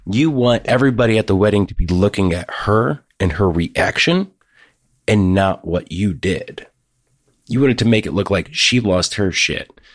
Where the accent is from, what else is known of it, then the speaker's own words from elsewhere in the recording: Ohio, United States; I'm from Ohio